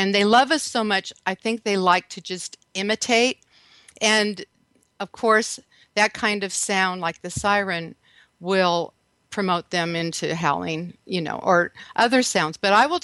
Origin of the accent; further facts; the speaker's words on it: Redondo Beach, California, United States; moved away as an adult; now in Texas, United States; I'm actually from Redondo Beach, by the way. That's where I grew up. So I live in Texas now